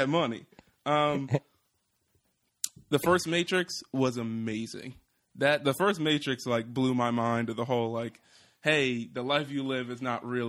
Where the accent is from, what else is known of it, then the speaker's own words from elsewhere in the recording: Philadelphia, Pennsylvania, United States; I'm from Philly.